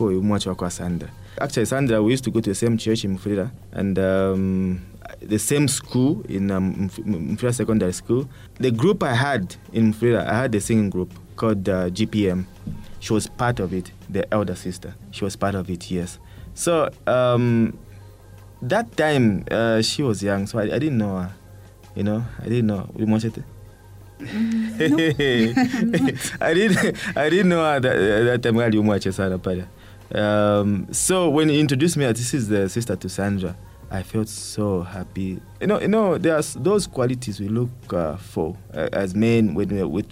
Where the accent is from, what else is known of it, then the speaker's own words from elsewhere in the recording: Chingola, Copperbelt Province, Zambia; moved away as an adult; My hometown is Chingola